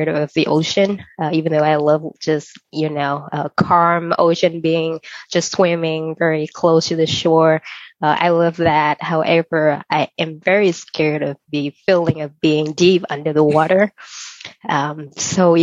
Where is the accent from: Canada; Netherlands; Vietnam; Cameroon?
Vietnam; now in Los Angeles, United States; I was born in Vietnam, so I wanted to have something about my country.